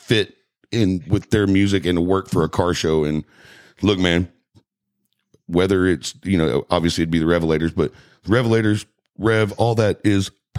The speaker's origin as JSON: {"language": "English", "town": "Leonard", "region": "Texas", "country": "United States", "tie": "born or raised there", "said": "I grew up in Leonard, so Greenville was our cruise."}